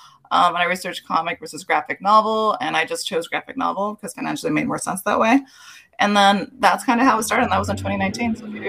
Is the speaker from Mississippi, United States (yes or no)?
no; Los Angeles, California, United States; I am from East LA. I'm born and raised here, third generation.